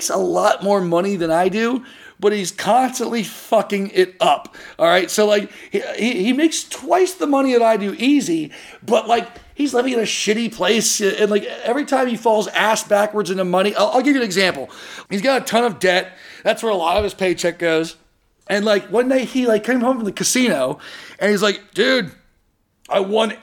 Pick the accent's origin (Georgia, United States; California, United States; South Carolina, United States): California, United States; Orange County; where I grew up in Orange County.